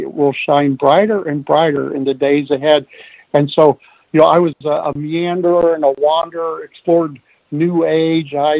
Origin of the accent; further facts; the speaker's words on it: Midwest, United States; moved away; also born or lived in New England / Virginia; I grew up in the Midwest, worked on farms a lot